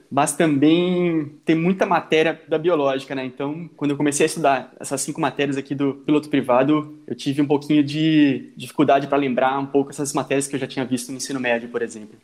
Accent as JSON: {"language": "Portuguese", "country": "Brazil", "moved": "as an adult", "said": "a gente vem do Brasil, de uma realidade de ensino diferente"}